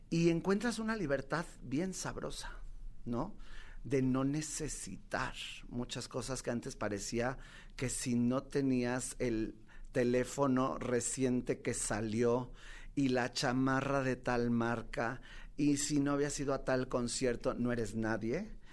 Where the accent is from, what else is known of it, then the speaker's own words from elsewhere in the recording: Mexico; also born or lived in New York, United States; vengo de Mexicalpan de las Tunas